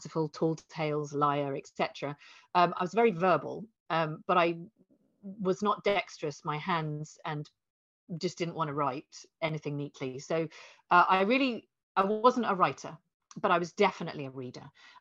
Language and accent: English; Hertfordshire, East of England, United Kingdom; also born or lived in London; I must have been like 7 or 8 when I moved from London to a little village. And I didn't know it at the time, but my dad had gone bankrupt and we did a runner. We left a rental property and just ran. And ended up in this very cheap farmhouse in the middle of Hertfordshire